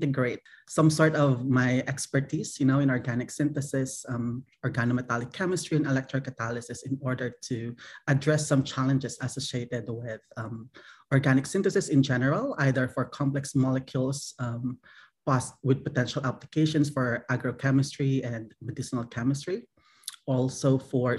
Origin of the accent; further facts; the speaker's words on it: Philippines; moved away as an adult; also born or lived in Michigan / Utah; I'm originally from the Philippines. That's where I grew up